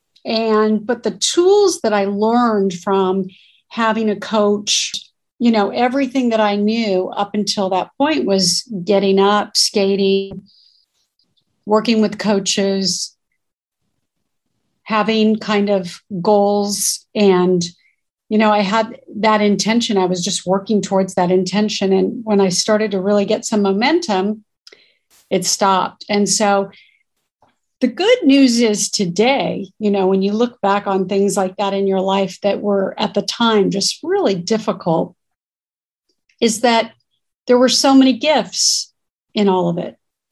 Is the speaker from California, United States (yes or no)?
yes; South Bay, Southern California, United States; also born or lived in North Hollywood; I'm born and raised in California. I'm a Southern California girl. Grew up in the South Bay area, which is Torrance, Manhattan Beach, and Hawthorne